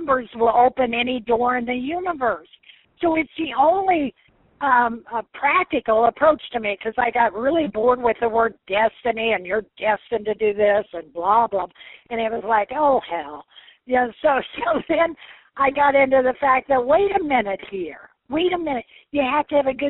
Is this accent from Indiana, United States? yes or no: yes; Evansville, Indiana, United States; moved away as an adult; I'm from Evansville, Indiana